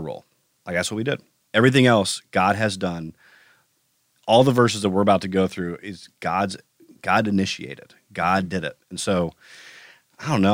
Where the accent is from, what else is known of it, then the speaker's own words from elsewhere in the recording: United States; as an American